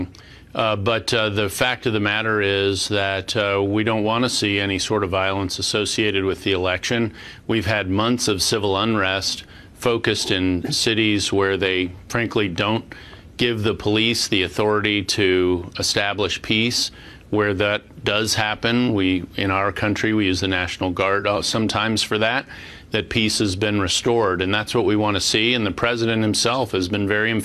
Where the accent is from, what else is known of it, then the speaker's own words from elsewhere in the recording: Virginia, United States; my home state, Richmond, the capital city of Virginia